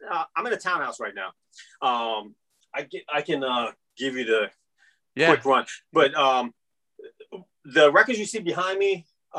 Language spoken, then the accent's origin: English; Virginia, United States; And I don't remember when I made that switch to I'm Iranian American. But I really never really felt out of place per se, with the exception of those couple of incidents, where kids would pick on you. And I guess a part of that was the diversity of Northern Virginia